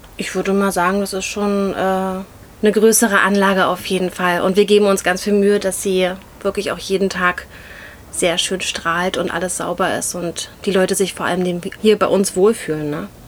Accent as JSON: {"language": "German", "region": "Berlin", "country": "Germany", "tie": "born or raised there", "said": "auch gebürtige Berlinerin"}